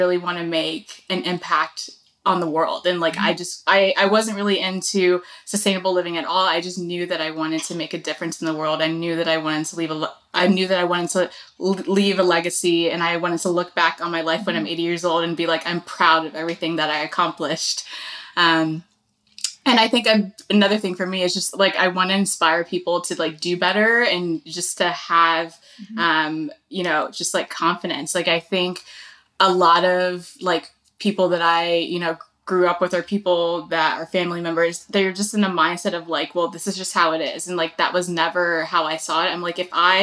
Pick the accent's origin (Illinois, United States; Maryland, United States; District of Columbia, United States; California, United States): Illinois, United States; Chicago; moved away as an adult; also born or lived in Los Angeles; now in Texas, United States; I am born and raised in Chicago